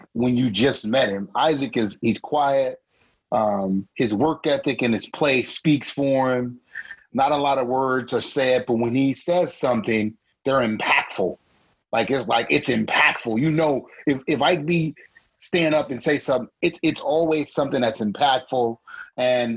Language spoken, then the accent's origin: English; New Orleans, Louisiana, United States; I'm from New Orleans. I grew up as a Saint fan.